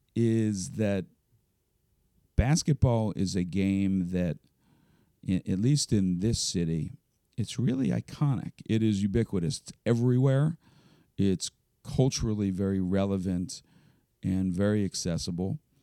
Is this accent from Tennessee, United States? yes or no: no; Elkins Park, Pennsylvania, United States; I grew up in Elkins Park, just over the city line in Cheltenham Avenue